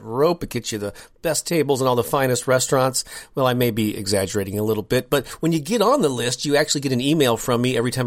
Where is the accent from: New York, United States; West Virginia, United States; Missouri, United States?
Missouri, United States; St. Louis; I'm born and raised in St. Louis, Missouri, which is where my home office is here